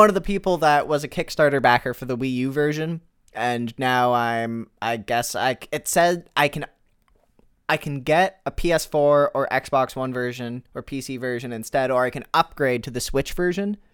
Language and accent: English; Canada; I'm Canadian too